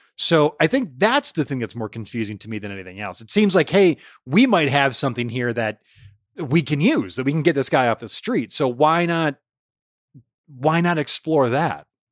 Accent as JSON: {"language": "English", "town": "Allen Park", "region": "Michigan", "country": "United States", "tie": "born or raised there", "said": "Growing up in Allen Park"}